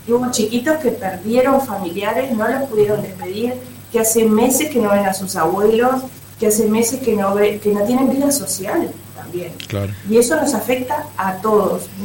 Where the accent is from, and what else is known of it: Uruguay